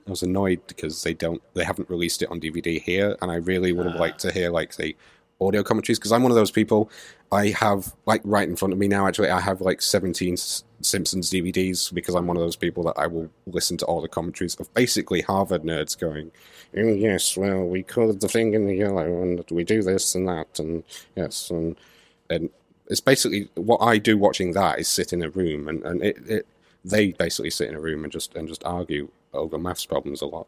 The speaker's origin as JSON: {"language": "English", "town": "Manchester", "region": "North West England", "country": "United Kingdom", "said": "am from Manchester, and I can't do a Manchester accent"}